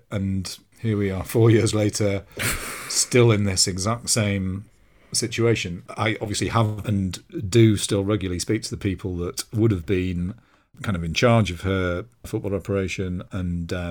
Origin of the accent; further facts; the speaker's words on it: London, United Kingdom; As a Londoner, I'd go to Chelsea or Tottenham games, and I'd never experienced anything like it.